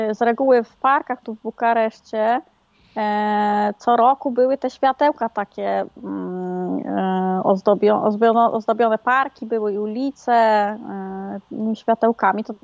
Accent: Poland; now in Bucharest, Romania; ja jestem z Polski

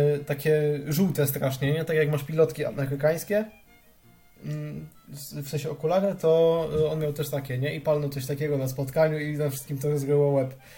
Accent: Silesian Voivodeship, Poland; ja jestem ze Śląska

